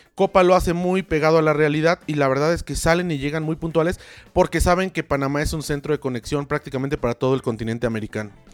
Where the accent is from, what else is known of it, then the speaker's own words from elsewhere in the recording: Mexico; nuestro país